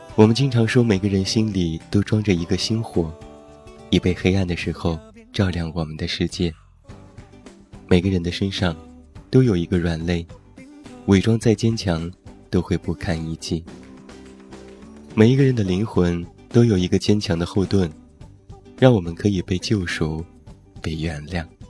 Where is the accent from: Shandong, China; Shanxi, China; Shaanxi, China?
Shanxi, China; Taiyuan; moved away; 现在在我的家乡山西太原